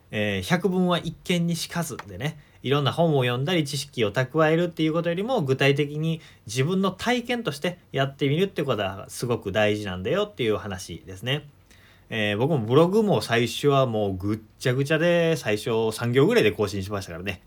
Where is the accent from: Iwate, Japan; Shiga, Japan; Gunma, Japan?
Shiga, Japan; 地元の滋賀県